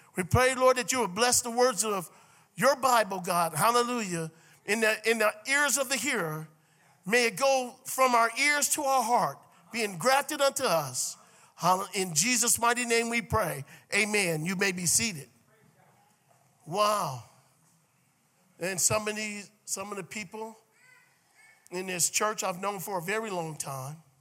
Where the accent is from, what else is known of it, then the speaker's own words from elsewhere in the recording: Cleveland, Ohio, United States; moved away; I was from Cleveland